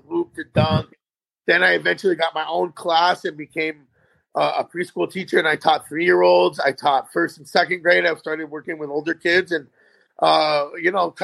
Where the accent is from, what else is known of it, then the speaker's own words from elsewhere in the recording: Tucson, Arizona, United States; I'm born and raised in Tucson, Arizona.